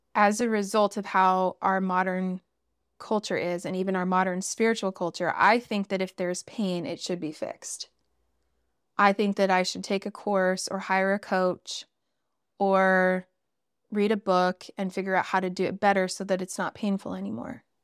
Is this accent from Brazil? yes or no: no; Northern Canada, Canada; I grew up in Northern Canada.